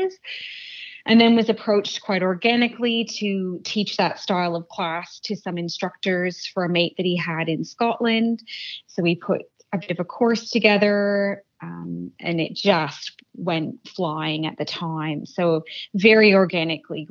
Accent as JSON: {"language": "English", "country": "Canada", "tie": "born or raised there", "moved": "yes", "lives_now": "Australia", "said": "I was born and raised in Canada"}